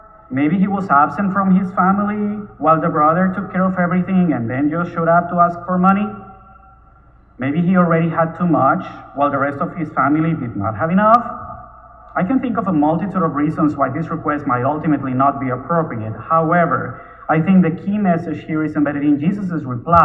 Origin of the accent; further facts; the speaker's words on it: Bogotá, Bogotá Capital District, Colombia; moved away as an adult; also born or lived in Miami; now in Houston, United States; I was born in Bogota, Colombia, where I lived until I was 28. At that time, I moved first to Miami and then to Houston.